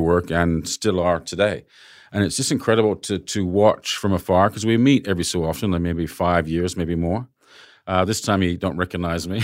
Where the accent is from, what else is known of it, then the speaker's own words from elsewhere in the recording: London, United Kingdom; now in Sydney, Australia; London was my hometown before